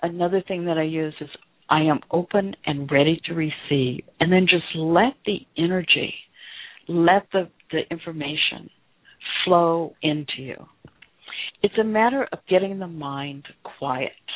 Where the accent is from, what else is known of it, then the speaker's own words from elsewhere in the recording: the South, United States; I was raised in the South